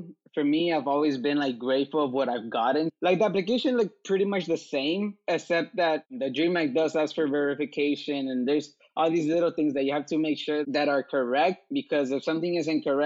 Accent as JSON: {"language": "English", "town": "Los Angeles", "region": "California", "country": "United States", "tie": "born or raised there", "also_born_or_lived": "Mexico", "said": "I was raised here in Koreatown in Los Angeles"}